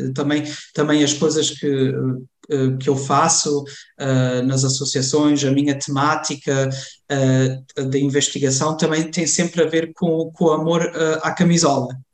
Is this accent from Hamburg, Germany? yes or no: no; Cologne, North Rhine-Westphalia, Germany; cresci, cresci e nasci na Alemanha